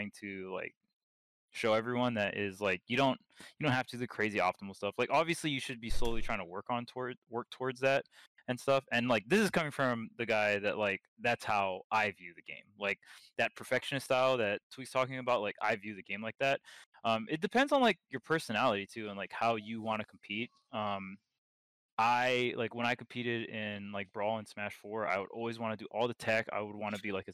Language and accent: English; Hawaii, United States; I was from Hawaii